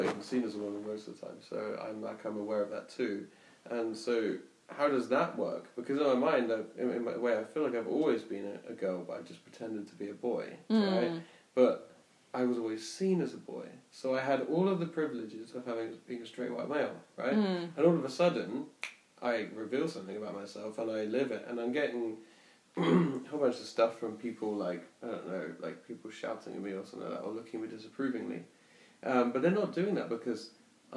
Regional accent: Basingstoke, South East England, United Kingdom; moved away as an adult; also born or lived in Brighton; now in Berlin, Germany; as a kid, I grew up in Basingstoke

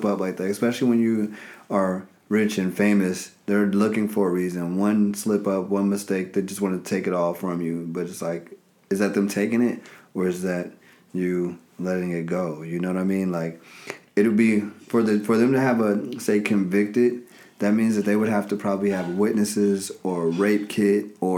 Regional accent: Chicago, Illinois, United States; I'm from Chicago, 30 years old, comedian, digital marketer

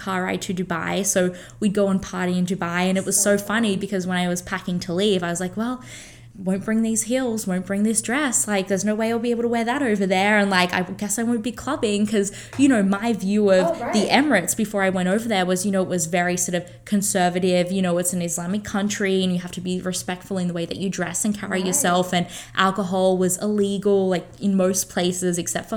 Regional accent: Australia; moved away; I'm from Australia

